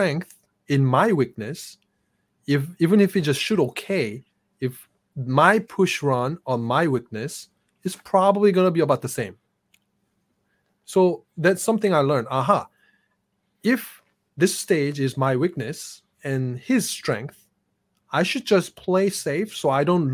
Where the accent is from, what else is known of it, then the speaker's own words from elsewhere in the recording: South Korea; now in United States; I grew up in South Korea with fast internet since I was young.